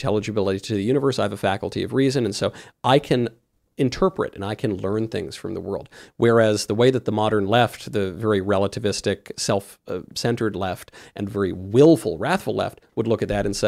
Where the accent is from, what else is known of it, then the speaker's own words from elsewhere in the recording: New York, United States; I'm from New York.